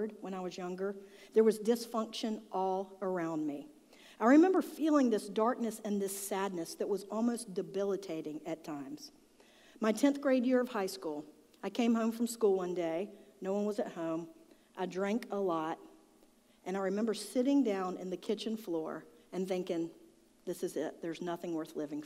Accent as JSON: {"language": "English", "town": "Charlotte", "region": "North Carolina", "country": "United States", "tie": "born or raised there", "said": "I grew up in South Charlotte."}